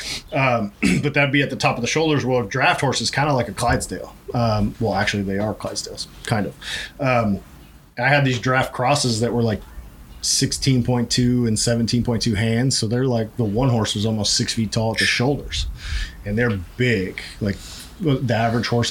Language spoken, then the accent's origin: English; Idaho, United States; moved away; I grew up in Idaho. I grew up around the rodeo